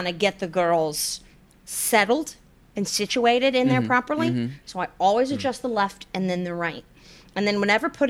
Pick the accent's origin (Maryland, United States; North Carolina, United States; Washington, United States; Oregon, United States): North Carolina, United States; growing up in North Carolina